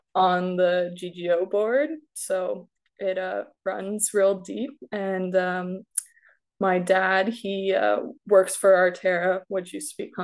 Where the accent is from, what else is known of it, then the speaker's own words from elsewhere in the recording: Beamsville, Ontario, Canada; I was born and raised in Beamsville.